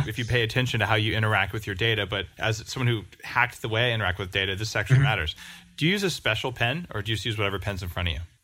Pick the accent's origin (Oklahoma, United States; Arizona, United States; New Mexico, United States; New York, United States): New Mexico, United States; I grew up in New Mexico